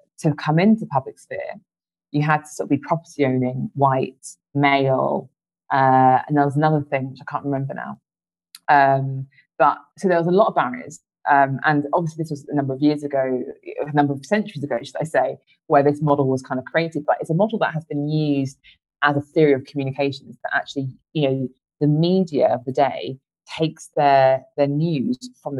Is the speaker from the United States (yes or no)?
no; United Kingdom; as Black British people